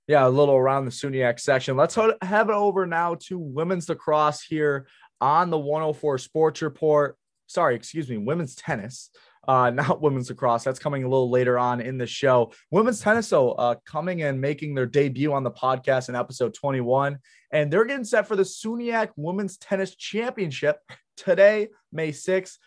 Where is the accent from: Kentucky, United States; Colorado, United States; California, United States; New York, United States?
New York, United States; Rochester; I'm from Rochester